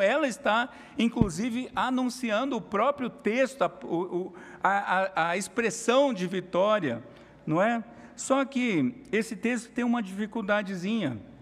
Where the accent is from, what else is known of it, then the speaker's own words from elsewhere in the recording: Brazil; nós somos brasileiro, brasileiro crente